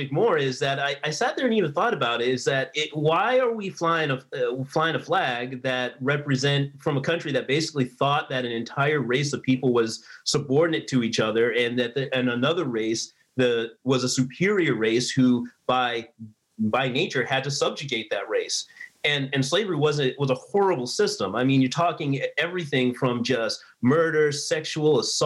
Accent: New Hampshire, United States; I grew up in New Hampshire

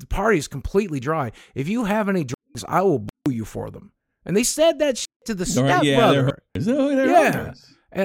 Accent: the South, United States; I was raised in the South

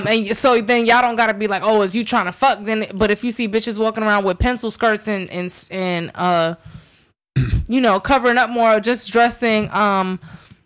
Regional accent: New York, United States; I'm from New York.

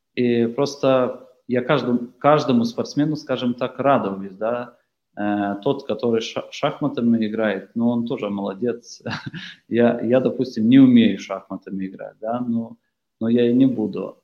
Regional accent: Lithuania

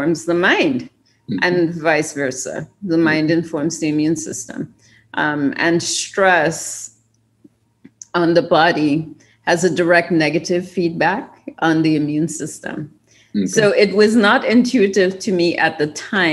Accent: Trinidad & Tobago; moved away as an adult; also born or lived in California / Maryland; now in United States; I am from Trinidad and Tobago in the Caribbean

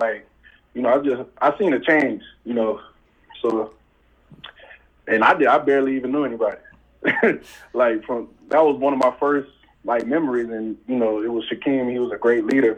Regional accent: Pensacola, Florida, United States; I'm from Pensacola, Florida

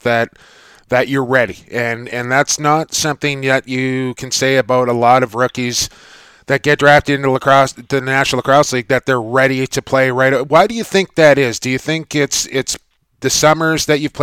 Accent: British Columbia, Canada; I'm from the West Coast in BC

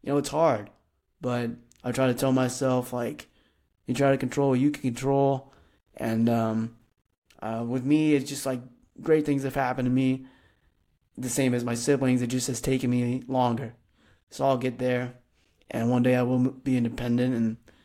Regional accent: Fremont, Nebraska, United States; now in Lincoln, United States; I grew up in Fremont, Nebraska, which is about a smaller town, about an hour from Lincoln, Nebraska

